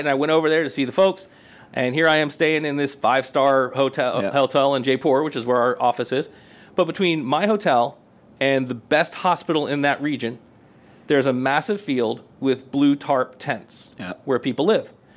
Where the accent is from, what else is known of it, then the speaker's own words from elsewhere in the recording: Auburndale, Florida, United States; I grew up in Polk County, so I can make fun of it. Let's uh, go. So I grew up in Auburndale